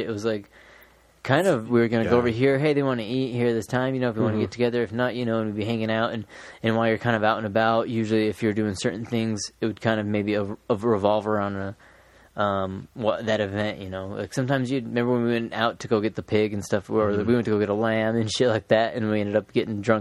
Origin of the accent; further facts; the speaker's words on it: United States; we're American